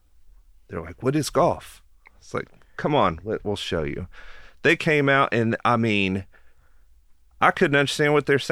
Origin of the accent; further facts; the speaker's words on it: Knoxville, Tennessee, United States; So I'm born and raised in Knoxville. My family's been here since the 40s, I think.